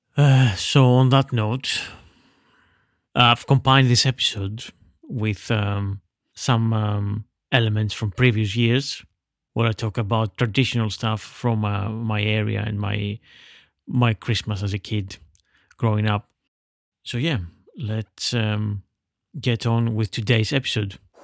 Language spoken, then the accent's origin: English; Veria, Central Macedonia, Greece; my hometown of Veria in northern Greece